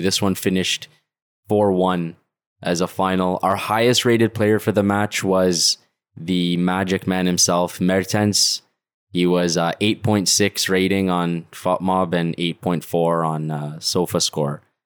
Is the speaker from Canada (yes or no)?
yes; Canada; I'm Canadian